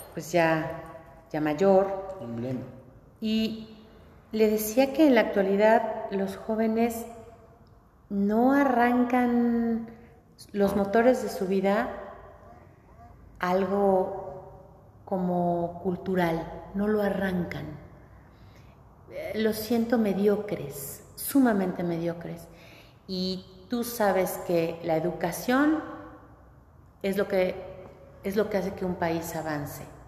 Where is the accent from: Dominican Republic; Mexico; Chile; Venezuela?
Mexico; nosotros somos los mexicanos, con nuestras raíces.